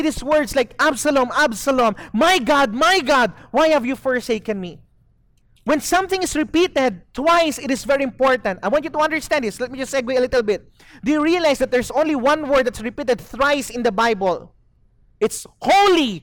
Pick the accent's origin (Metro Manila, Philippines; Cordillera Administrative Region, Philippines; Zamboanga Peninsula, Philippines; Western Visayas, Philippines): Zamboanga Peninsula, Philippines; Zamboanga City; moved away as an adult; now in Dumaguete, Philippines; I grew up in Zamboanga, but I've been in Dumaguete for close to 20 years now